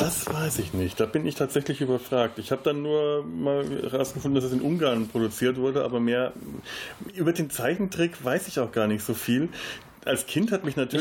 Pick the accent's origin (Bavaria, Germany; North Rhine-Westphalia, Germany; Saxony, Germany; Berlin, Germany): Bavaria, Germany; Franconia; als äh, gebürtiger Franke bin ich in äh, Bayern groß geworden, äh, allerdings nicht in einem Gebiet, in dem bayerisch gesprochen wurde